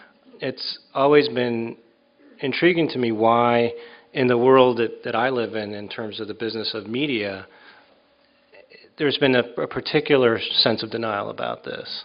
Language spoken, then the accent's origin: English; Mexico; also born or lived in New York; now in Los Angeles, United States; I grew up in Mexico